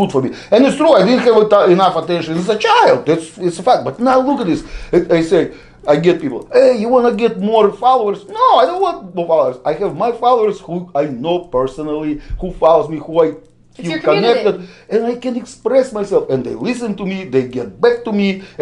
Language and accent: English; Russia; English is a second language; now in United States; my people who I come from Russia